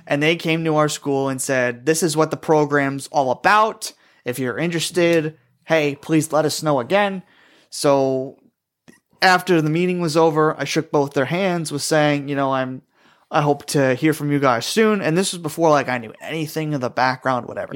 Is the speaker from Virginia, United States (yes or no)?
no; Glens Falls, New York, United States; my hometown of Glens Falls, New York.